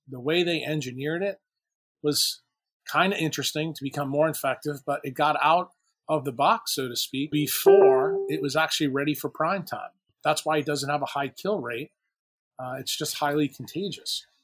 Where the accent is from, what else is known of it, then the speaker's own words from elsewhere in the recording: New York City, New York, United States; now in New Orleans, United States; I'm also from New York City